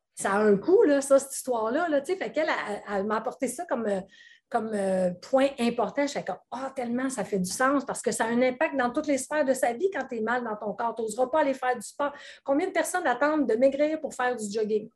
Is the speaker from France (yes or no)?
no; Quebec, Canada; accent: Québécois; mon accent québécois